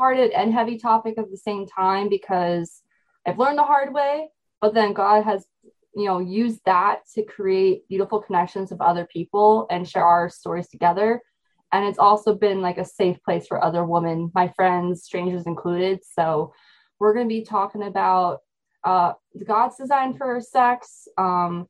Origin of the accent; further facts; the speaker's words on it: Northeastern Pennsylvania, United States; I'm from Northeastern Pennsylvania